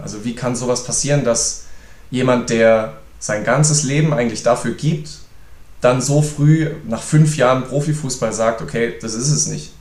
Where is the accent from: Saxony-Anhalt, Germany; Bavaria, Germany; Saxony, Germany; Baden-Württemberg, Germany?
Baden-Württemberg, Germany; Reutlingen; meine Heimat hier